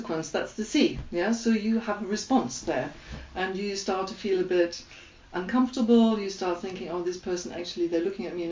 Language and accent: English; Germany; accent: German; English is a second language; that's my German accent.